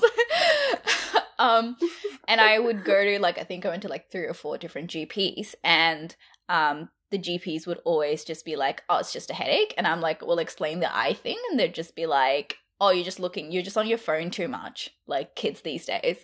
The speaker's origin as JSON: {"language": "English", "town": "Brisbane", "region": "Queensland", "country": "Australia", "tie": "born or raised there", "also_born_or_lived": "India", "moved": "as an adult", "lives_now": "Melbourne, Australia", "said": "I grew up in Brisbane. I'm from India. Grew up in Brisbane."}